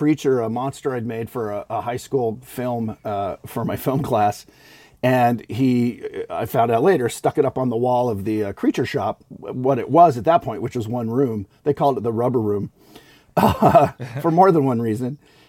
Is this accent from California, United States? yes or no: yes; Los Angeles, California, United States; first language English; just fortunate to grow up in LA. I grew up in Van Nuys, which coincidentally was very close to where ILM was, the original ILM that did the first Star Wars movie.